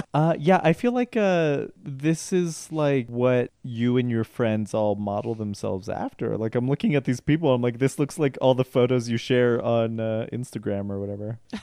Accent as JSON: {"language": "English", "region": "Colorado", "country": "United States", "said": "I'm from Colorado"}